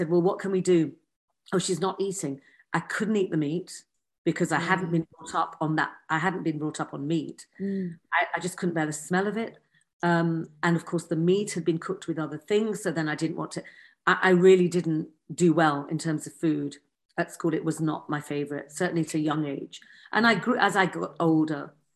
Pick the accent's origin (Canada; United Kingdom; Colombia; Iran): United Kingdom; Yorkshire and the Humber; I grew up in Yorkshire.